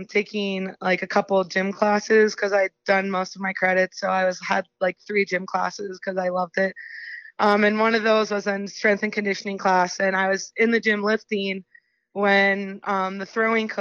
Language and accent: English; Chambersburg, Pennsylvania, United States; I'm from Chambersburg, Pennsylvania